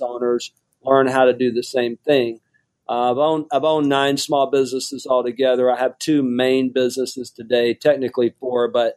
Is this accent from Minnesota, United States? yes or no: no; Mobile, Alabama, United States; moved away as an adult; also born or lived in Houston, Texas; I grew up on welfare in Mobile, Alabama.